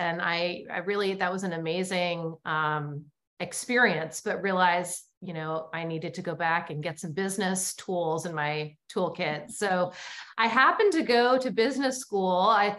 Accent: Portland, Maine, United States; moved away as an adult; now in New Orleans, United States; I grew up in Portland, Maine, you know, the other state with lots of Acadians, and ended up in New Orleans.

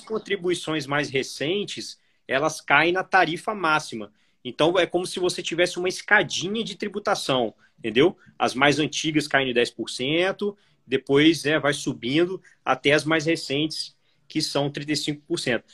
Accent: Vitória, Espírito Santo, Brazil; minha cidade natal, né, Vitória Espírito Santo

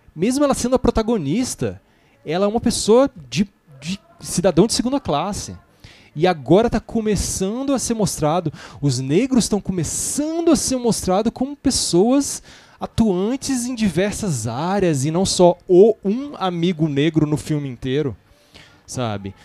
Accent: Brasília, Federal District, Brazil; eu sou de Brasília

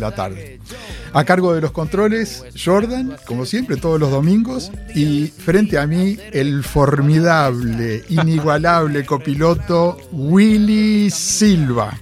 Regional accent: Uruguay; moved away as an adult; also born or lived in New York, United States

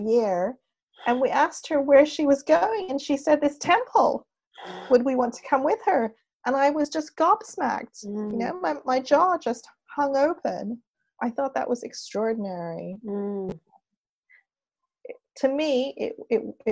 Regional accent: Montreal, Quebec, Canada; also born or lived in Wimbledon, London, United Kingdom / Laurentian Mountains, Quebec; I was born in Britain, raised in Canada.

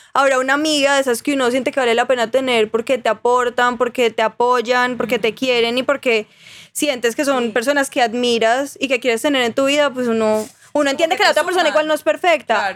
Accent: Armenia, Quindío, Colombia; moved away as an adult; now in Medellín, Colombia; yo soy de Armenia

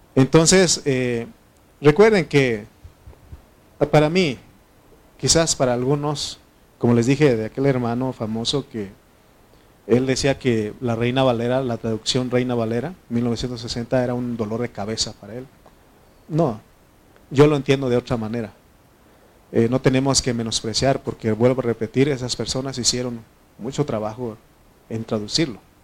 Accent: Oaxaca, Mexico; donde, donde yo soy, en Oaxaca

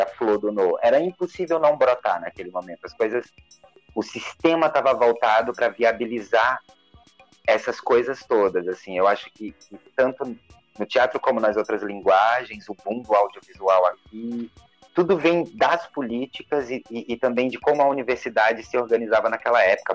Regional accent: Recife, Pernambuco, Brazil; also born or lived in Garanhuns; Eu sou de lá, sou natural de Garanhuns, apesar de ter morado mais em Recife do que lá

